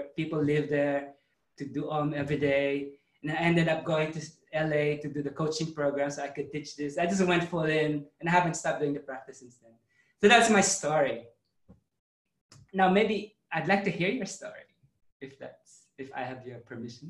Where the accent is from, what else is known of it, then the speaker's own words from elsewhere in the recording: Philippines; moved away; I grew up in the Philippines, Catholic.